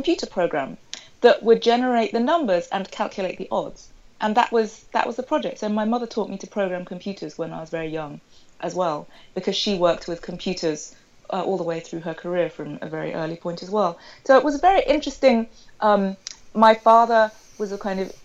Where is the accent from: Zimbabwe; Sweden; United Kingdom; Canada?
United Kingdom; Sussex, South East England; I grew up in Sussex, which is a rural county in England, in the southeast